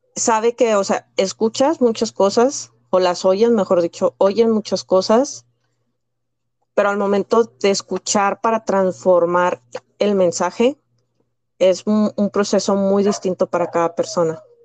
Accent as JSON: {"language": "Spanish", "town": "Piedras Negras", "region": "Coahuila", "country": "Mexico", "tie": "born or raised there", "said": "nací en el noreste de México, en, una, en el estado de Coahuila, en una pequeña ciudad llamada Piedras Negras."}